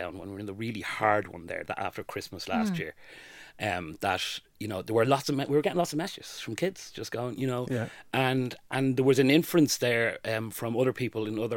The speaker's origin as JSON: {"language": "English", "area": "North County Dublin", "region": "Leinster", "country": "Ireland", "tie": "born or raised there", "said": "I grew up in North County Dublin"}